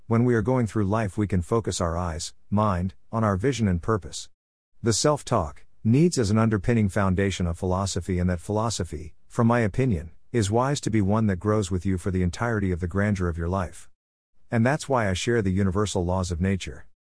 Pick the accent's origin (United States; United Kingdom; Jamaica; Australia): Australia; I'm a person from the Australian outback